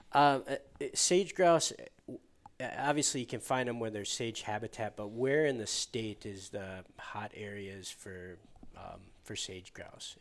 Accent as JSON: {"language": "English", "region": "Midwest", "country": "United States", "said": "I'm always guilty as a Midwesterner"}